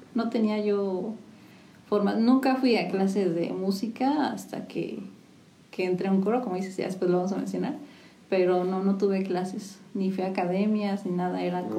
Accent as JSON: {"language": "Spanish", "town": "San Juan del Río", "region": "Querétaro", "country": "Mexico", "tie": "born or raised there", "said": "Soy originaria de aquí de San Juan del Río"}